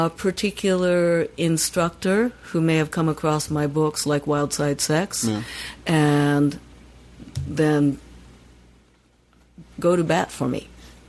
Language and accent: English; Tokyo, Japan; now in San Francisco, United States; growing up in Tokyo